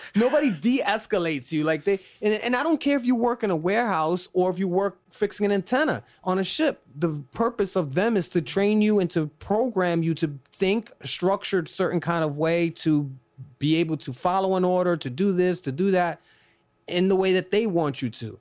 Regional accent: New York City, New York, United States; now in Florida, United States; I'm originally from Brooklyn, New York

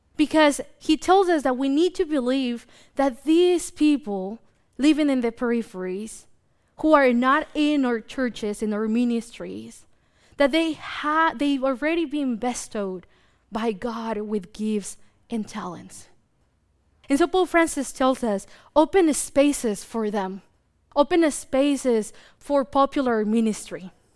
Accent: Mexico; now in United States; me growing up in Mexico

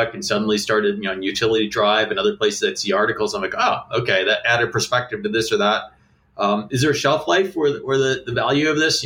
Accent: United States; as an American and in being in the energy business

